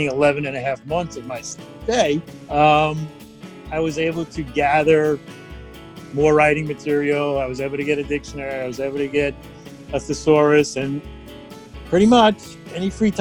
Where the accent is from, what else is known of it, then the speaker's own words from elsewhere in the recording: New York, United States; I'm from New York.